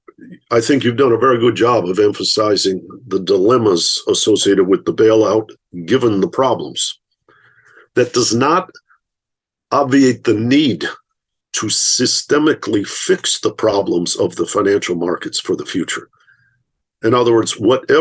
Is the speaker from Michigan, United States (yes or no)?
yes; Michigan, United States; I grew up in Michigan